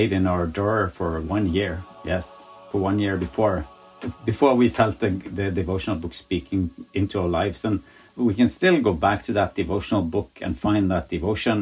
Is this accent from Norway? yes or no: yes; Norway; also born or lived in Azerbaijan; we come from Norway